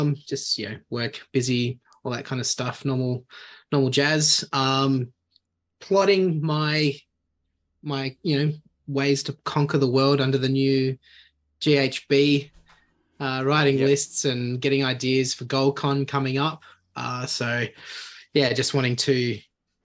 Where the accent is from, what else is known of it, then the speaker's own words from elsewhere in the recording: Sydney, New South Wales, Australia; also born or lived in Canberra; now in Goulburn, Australia; I've been living here for a couple of years now, originally from Sydney